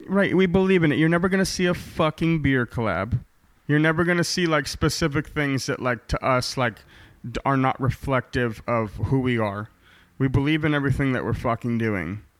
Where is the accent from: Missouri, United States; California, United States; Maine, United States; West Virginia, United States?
Maine, United States; accent: Maine; now in Portland, United States; I was born in Maine. I got the accent, kid.